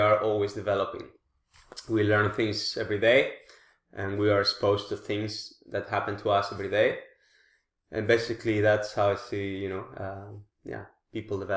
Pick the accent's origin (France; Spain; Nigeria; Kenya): Spain; moved away as an adult; now in The Hague, Netherlands